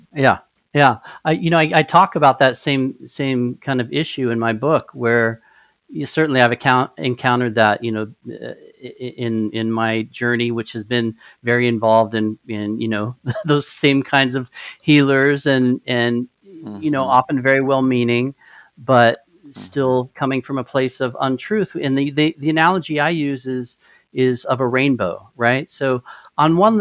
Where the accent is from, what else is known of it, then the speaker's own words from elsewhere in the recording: Albuquerque, New Mexico, United States; moved away; A lot of a lot of my life I grew up in Albuquerque